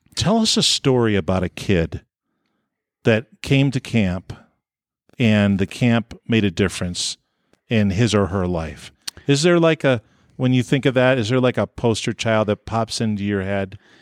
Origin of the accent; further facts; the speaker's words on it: New York, United States; moved away as an adult; also born or lived in Orange City, Iowa; I grew up in New York State